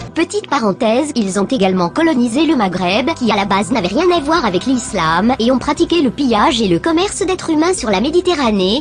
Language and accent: French; France; chez nous en France